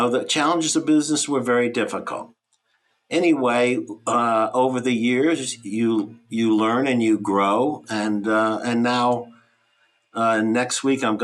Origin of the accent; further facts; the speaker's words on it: Texas, United States; moved away as an adult; also born or lived in Rhode Island; I moved from Texas to Rhode Island